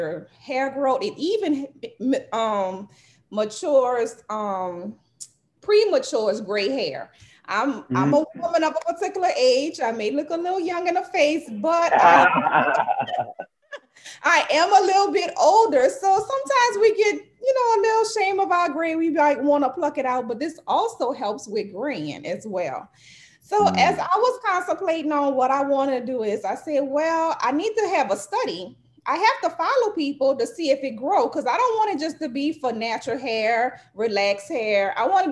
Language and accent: English; New Orleans, Louisiana, United States; now in Slidell, United States; I am from New Orleans, Louisiana. I live in Slidell, Louisiana.